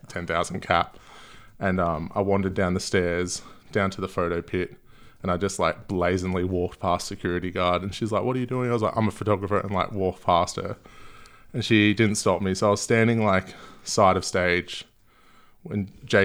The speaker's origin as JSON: {"language": "English", "town": "Gold Coast", "region": "Queensland", "country": "Australia", "tie": "born or raised there", "also_born_or_lived": "London", "moved": "as an adult", "lives_now": "Melbourne, Australia", "said": "I moved to the Gold Coast when I was quite young"}